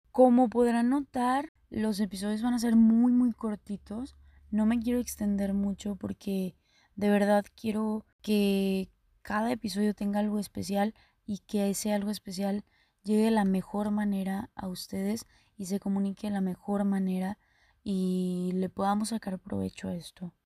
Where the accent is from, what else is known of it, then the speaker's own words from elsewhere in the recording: Cadereyta Jiménez, Nuevo León, Mexico; Soy de Caderita, Nuevo León. Para los que no ubiquen, mi ranchito está a un lado, a un ladito, pegadito ahí, de Monterrey.